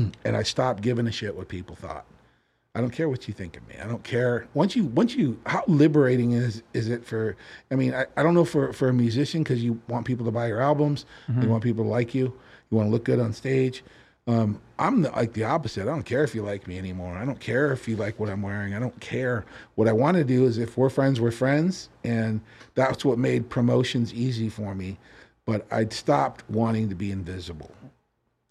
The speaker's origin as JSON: {"language": "English", "area": "Orange County", "region": "California", "country": "United States", "tie": "born or raised there", "moved": "yes", "lives_now": "Las Vegas, United States", "said": "I grew up in Orange County, California, okay. Huntington Beach, Fountain Valley, you know, Newport Beach, all that stuff"}